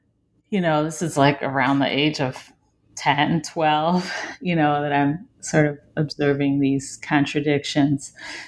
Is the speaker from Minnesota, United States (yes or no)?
no; Detroit, Michigan, United States; from the perspective of a fourth generation Detroiter and, you know, growing up in Detroit in the 1990s, early 2000s, and observing over the years shifting narratives of Detroit